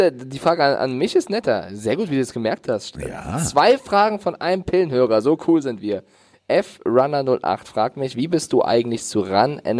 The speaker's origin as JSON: {"language": "German", "town": "Frankfurt", "region": "Hesse", "country": "Germany", "said": "ich bin Frankfurter Junge, Carsten."}